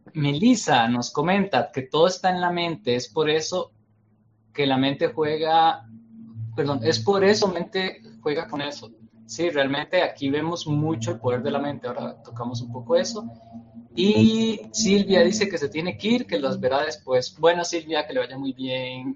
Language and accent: Spanish; Costa Rica; yo soy de Costa Rica, estamos cerca